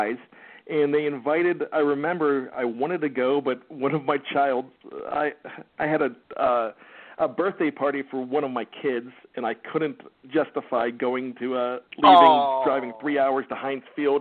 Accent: Johnstown, Pennsylvania, United States; now in Maryland, United States; my hometown of Johnstown, Pennsylvania.

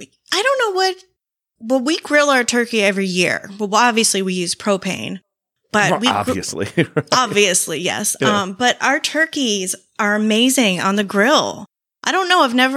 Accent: Florida, United States; Florida native.

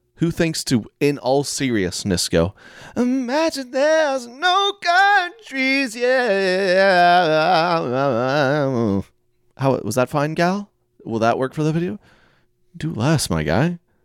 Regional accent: Oklahoma, United States; I'm from Oklahoma

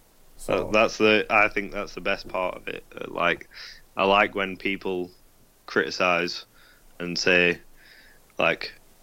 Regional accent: England, United Kingdom; accent: English; my English accent

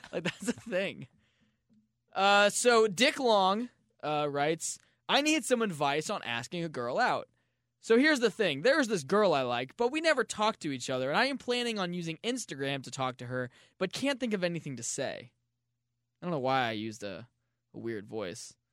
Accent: St. Louis, Missouri, United States; I was born in Saint Louis

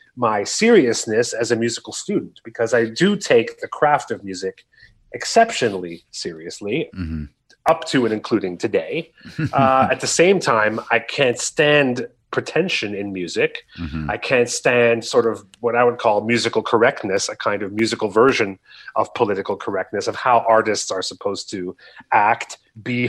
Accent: Canada

